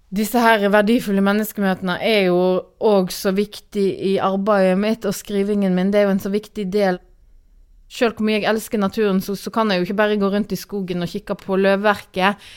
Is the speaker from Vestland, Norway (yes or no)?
yes; Granvin, Vestland, Norway; moved away as an adult; also born or lived in Oslo; now in Bærum, Norway; jeg kommer fra en liten plass på Vestlandet som heter eh, Granvin, som nå er en del av Voss kommune. Og kommer fra et småbruk der som, eh, som jeg vokste opp på og bodde på fram til 1997.